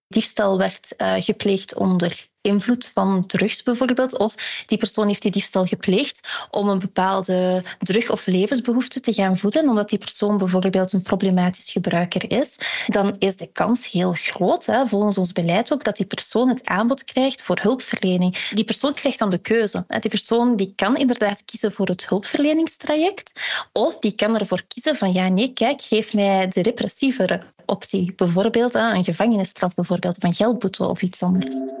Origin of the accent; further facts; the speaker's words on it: Ghent area, Flanders, Belgium; ik ben zelf van het Gentse